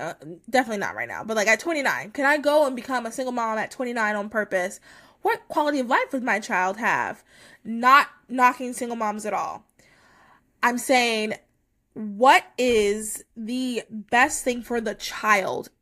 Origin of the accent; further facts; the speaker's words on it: United States; as American